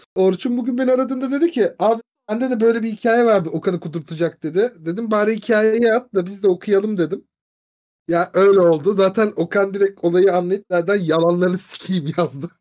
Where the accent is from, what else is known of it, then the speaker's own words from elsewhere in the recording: Turkey; biz Türk'üz